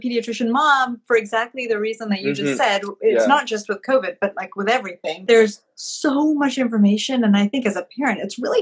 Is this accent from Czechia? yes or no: no; Malawi; moved away as an adult; now in United States; I grew up in Malawi, which is a small landlocked country in sub-Saharan Africa.